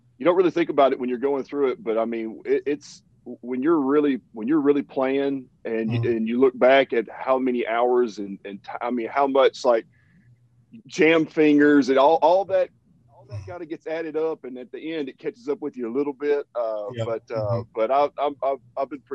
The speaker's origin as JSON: {"language": "English", "town": "Lobelville", "region": "Tennessee", "country": "United States", "tie": "born or raised there", "also_born_or_lived": "Bloomington, Indiana", "moved": "as an adult", "said": "when I was growing up, it was probably about 3,000 or 4,000 people in my hometown"}